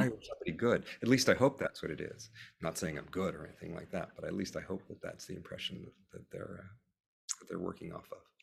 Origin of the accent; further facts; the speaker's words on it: San Diego, California, United States; moved away as an adult; also born or lived in Los Angeles; now in New York, United States; I grew up in San Diego